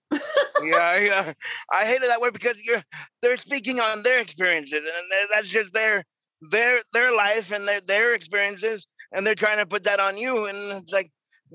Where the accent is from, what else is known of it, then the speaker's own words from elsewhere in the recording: New York, United States; moved away; I'm from New York originally.